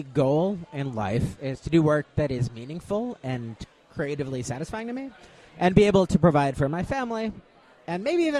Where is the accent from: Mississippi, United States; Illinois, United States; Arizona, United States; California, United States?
Illinois, United States; Chicago; moved away as an adult; now in Marietta, United States; And growing up in Chicago taught me a certain deference to authority.